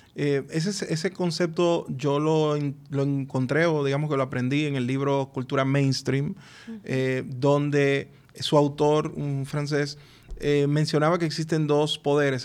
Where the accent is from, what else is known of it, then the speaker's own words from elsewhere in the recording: Dominican Republic; cómo somos los dominicanos